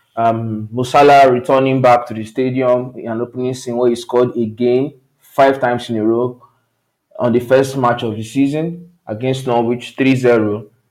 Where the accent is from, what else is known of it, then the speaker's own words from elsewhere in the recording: Nigeria; I come from Nigeria